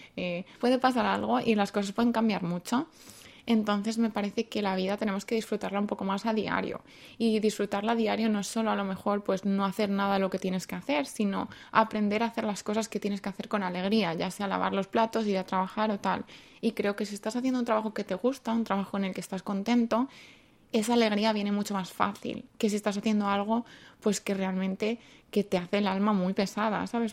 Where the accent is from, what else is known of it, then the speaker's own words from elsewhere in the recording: Madrid, Community of Madrid, Spain; moved away as an adult; now in South Korea; vengo de Madrid y llevo en Corea así más o menos cinco años